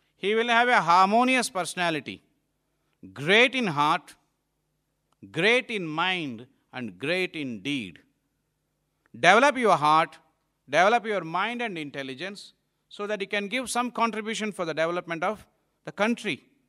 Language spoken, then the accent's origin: English; India; also born or lived in Malaysia; it is our country